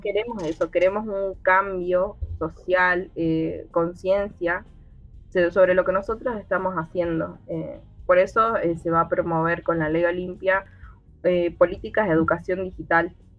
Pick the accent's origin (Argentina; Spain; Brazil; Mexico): Argentina; Jujuy; yo soy de la provincia de Jujuy